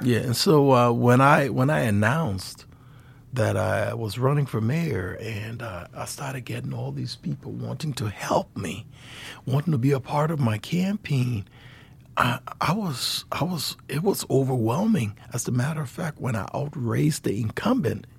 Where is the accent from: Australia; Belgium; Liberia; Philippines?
Liberia; moved away as an adult; now in Helena, United States